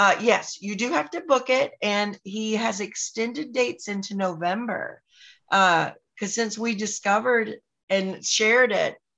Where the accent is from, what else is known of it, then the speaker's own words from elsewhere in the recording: North Carolina, United States; now in Orlando, United States; I grew up in North Carolina